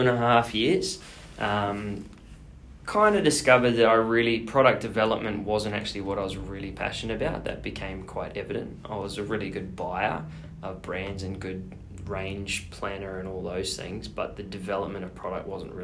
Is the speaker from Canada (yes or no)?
no; Australia; now in New Zealand; so I'm an Aussie.